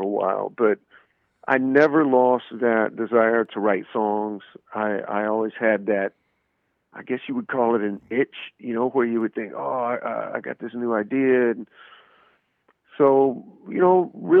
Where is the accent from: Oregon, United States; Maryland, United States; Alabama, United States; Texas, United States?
Alabama, United States; Birmingham; my hometown of Birmingham, Alabama